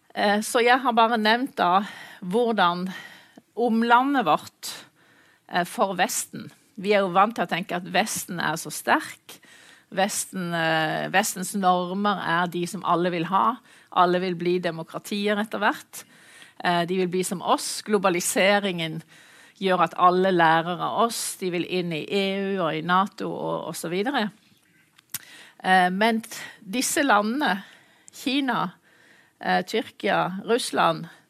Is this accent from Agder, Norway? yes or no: yes; Mandal, Agder, Norway; moved away; jeg er mandalitt, så jeg er vant til kysten